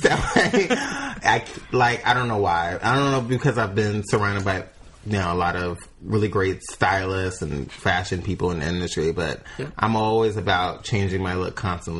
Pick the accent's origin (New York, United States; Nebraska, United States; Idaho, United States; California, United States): New York, United States; New York City; growing up in the Bronx, New York, wasn't the easiest, but it wasn't the most difficult.